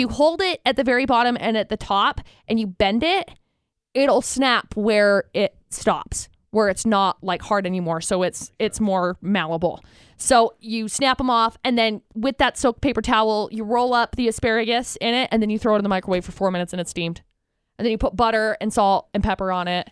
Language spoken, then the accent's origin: English; Utah, United States; Growing up in Utah